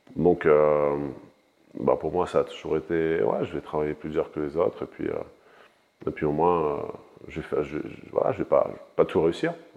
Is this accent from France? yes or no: yes; France; je suis né en France, j'ai grandi en France